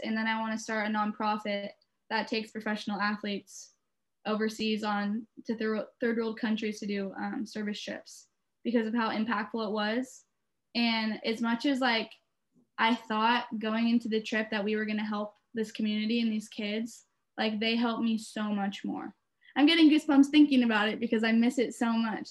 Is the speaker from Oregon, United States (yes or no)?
yes; Beaverton, Oregon, United States; I'm from Beaverton, Oregon